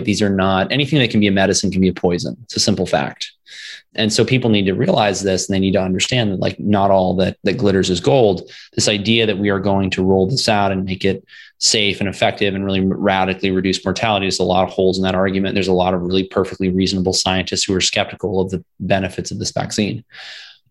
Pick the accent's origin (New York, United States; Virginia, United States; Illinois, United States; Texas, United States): Virginia, United States; moved away as an adult; also born or lived in Florida; my home state of Virginia